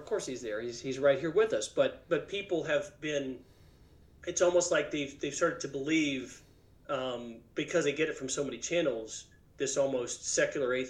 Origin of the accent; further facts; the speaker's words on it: Springfield, Missouri, United States; moved away as an adult; also born or lived in Cambridge, Massachusetts / Silicon Valley, California / Johannesburg, South Africa; now in Austin, United States; I grew up in Springfield, Missouri